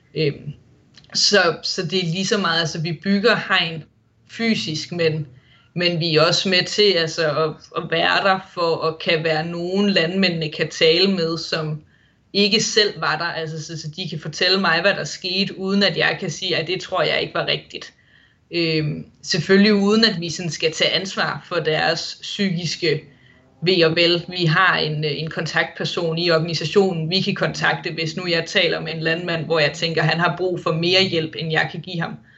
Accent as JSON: {"language": "Danish", "country": "Denmark", "moved": "as an adult", "lives_now": "Wollongong, Australia", "said": "Det har jo nu altid været vinter på min fødselsdag hjemme i Danmark"}